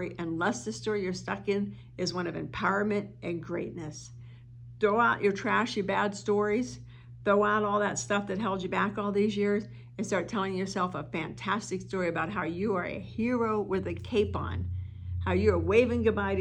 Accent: East Coast, United States; now in Arizona, United States; And I'm from the East Coast. I live in Arizona now, but I'm from the East Coast

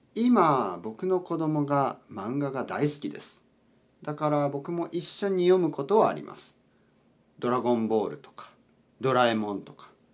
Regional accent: Oita, Japan; now in Tokyo, Japan; 僕の出身大分県です九州の大分県です

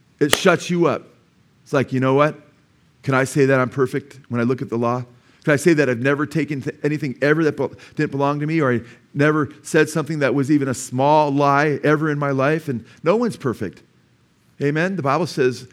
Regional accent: Simi Valley, California, United States; I was born in Simi Valley, you know, at a doctor's office before they had the community hospital up there, Simi Valley Hospital.

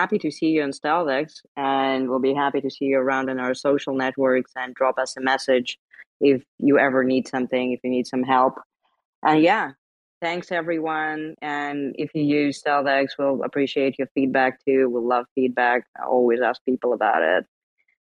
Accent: Lithuania; I'm from Baltic states. I'm from Lithuania

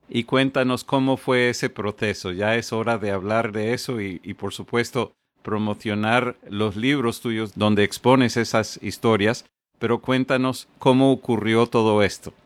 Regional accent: Connecticut, United States; moved away as an adult; now in South Florida, United States; yo soy de Connecticut, pero llevo un par de décadas aquí en el sur de la Florida

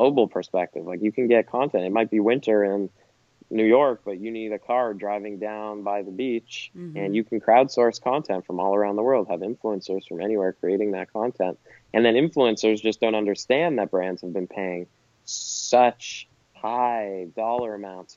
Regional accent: Canada; as a Canadian

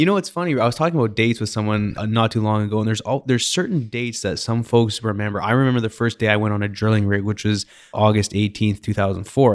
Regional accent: Canada; now in Houston, United States; I'm Canadian

